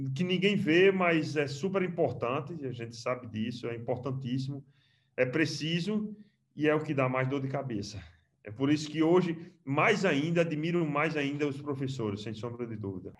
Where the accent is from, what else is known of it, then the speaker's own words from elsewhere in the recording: Mossoró, Rio Grande do Norte, Brazil; moved away as an adult; also born or lived in Caruaru / Sobral; now in Qatar; Sou de Mossoró, terminei minha graduação lá e comecei a trabalhar lá a campo